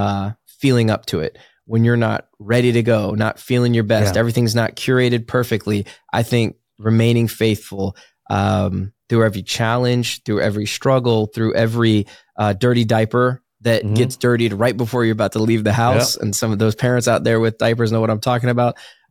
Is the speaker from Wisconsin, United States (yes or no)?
no; Virginia, United States; who doesn't go to church growing up in Virginia, Bible Belt?